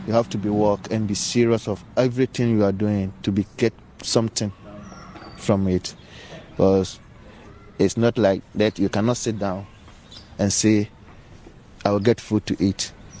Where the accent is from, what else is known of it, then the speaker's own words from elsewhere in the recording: Ghana; moved away as an adult; now in Germany; I'm 33 years now. I was born in Ghana. Now I'm in Germany since 2003.